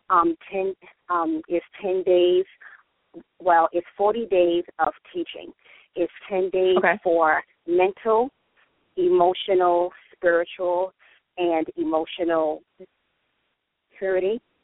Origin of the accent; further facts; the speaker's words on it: New York City, New York, United States; I have been born and raised in the Bronx.